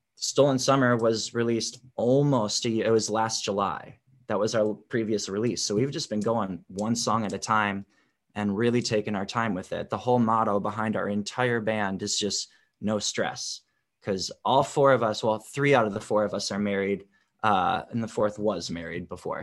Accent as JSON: {"language": "English", "region": "Wisconsin", "country": "United States", "tie": "born or raised there", "also_born_or_lived": "Chicago, Illinois", "moved": "as an adult", "lives_now": "Los Angeles, United States", "said": "grew up in wisconsin"}